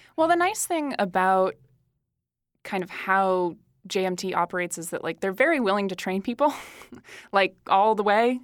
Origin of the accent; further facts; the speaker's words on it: Derry, New Hampshire, United States; moved away as an adult; also born or lived in Massachusetts; now in Los Angeles, United States; I was born in Massachusetts, but I, I lived in New Hampshire from the time I was in, like, first grade until I graduated from high school